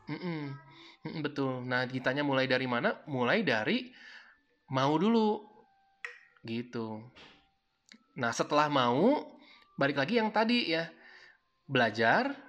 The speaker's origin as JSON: {"language": "Indonesian", "town": "Cianjur", "region": "West Java", "country": "Indonesia", "tie": "born or raised there", "lives_now": "Jakarta, Indonesia", "said": "kan saya kerja di Sukabumi uh, kampung saya kan {S0} di hmm. Cianjur"}